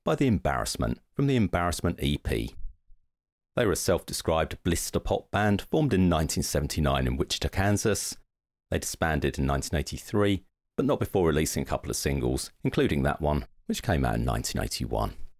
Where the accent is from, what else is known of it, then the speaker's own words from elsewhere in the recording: Essex, East of England, United Kingdom; accent: broad Essex; my broad Essex accent